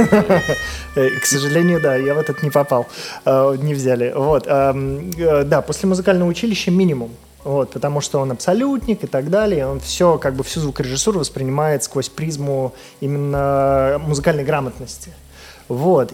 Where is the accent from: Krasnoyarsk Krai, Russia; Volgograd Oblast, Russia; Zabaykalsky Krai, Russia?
Volgograd Oblast, Russia; Volgograd; я из Волгограда сам